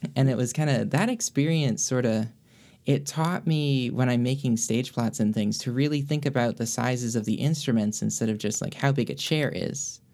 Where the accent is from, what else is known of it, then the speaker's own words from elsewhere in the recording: Greensboro, North Carolina, United States; moved away as an adult; now in Miami, United States; I grew up in Greensboro